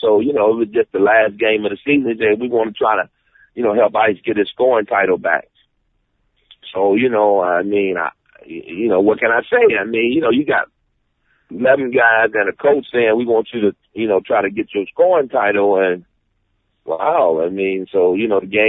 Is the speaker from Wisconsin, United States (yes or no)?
no; Detroit, Michigan, United States; Detroit, my hometown